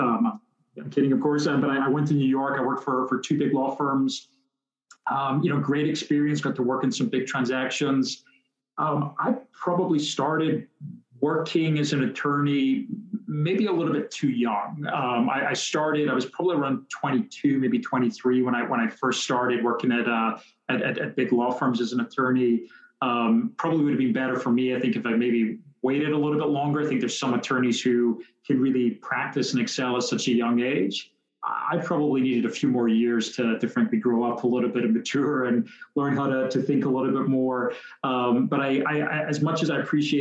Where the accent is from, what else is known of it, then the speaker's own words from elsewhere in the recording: Scotland, United Kingdom; moved away as an adult; also born or lived in Netherlands; now in United States; born and raised in Scotland